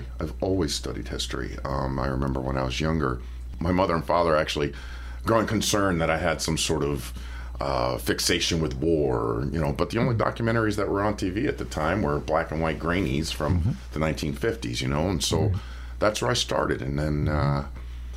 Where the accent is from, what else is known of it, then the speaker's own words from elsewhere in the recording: Poughkeepsie, New York, United States; moved away as an adult; also born or lived in Boston / Nebraska; now in Jefferson City, United States; I was raised most of my life in Poughkeepsie, New York, which is about an hour and a half north of New York City.